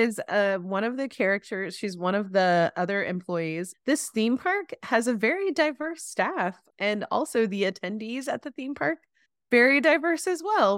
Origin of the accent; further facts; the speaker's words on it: Chapel Hill, North Carolina, United States; I grew up in Chapel Hill